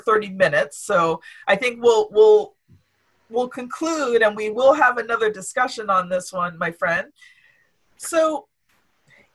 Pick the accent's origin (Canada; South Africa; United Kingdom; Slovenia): Canada; I'm from Canada.